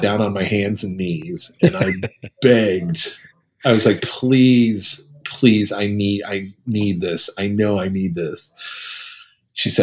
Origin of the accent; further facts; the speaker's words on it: Muncie, Indiana, United States; I grew up in a town called Muncie, Indiana.